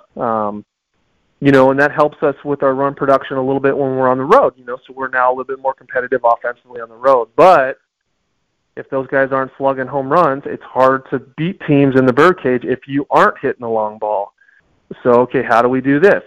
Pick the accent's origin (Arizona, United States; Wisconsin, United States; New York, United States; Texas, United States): Arizona, United States; Tucson; I'm born and raised in Tucson, um, large family here